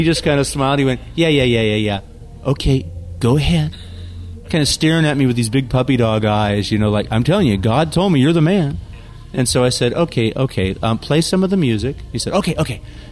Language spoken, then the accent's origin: English; San Jose, California, United States; my hometown, San Jose, California.